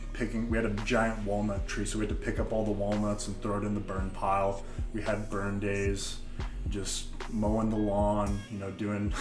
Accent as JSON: {"language": "English", "town": "Damascus", "region": "Oregon", "country": "United States", "tie": "born or raised there", "said": "growing up in Damascus, we just ride our bikes up and down our hill"}